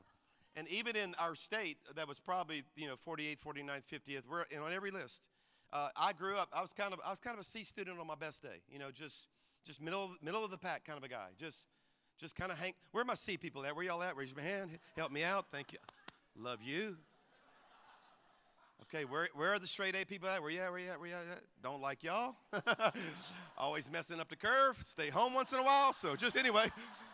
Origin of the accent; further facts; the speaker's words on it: South Louisiana, United States; now in Alabama, United States; I grew up in Louisiana. Our church is in Alabama, but I'm a Cajun from South Louisiana